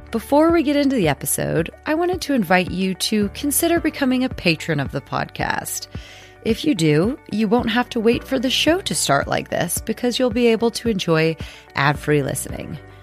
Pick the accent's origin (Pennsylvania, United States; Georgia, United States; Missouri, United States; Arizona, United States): Missouri, United States; I was born and raised in Missouri